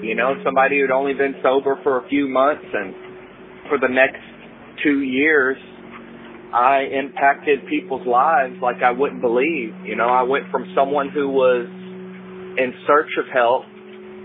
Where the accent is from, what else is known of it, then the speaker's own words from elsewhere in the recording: Texas, United States; I'm from Texas